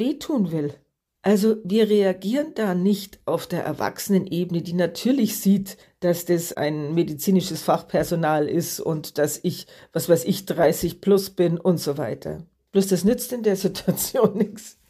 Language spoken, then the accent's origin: German; Germany; bei uns in Deutschland